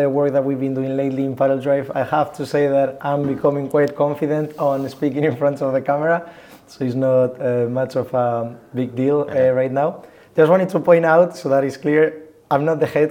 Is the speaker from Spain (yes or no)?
yes; Getafe, Community of Madrid, Spain; I'm from Madrid, Getafe in concrete, so it's like 10 minutes away from Madrid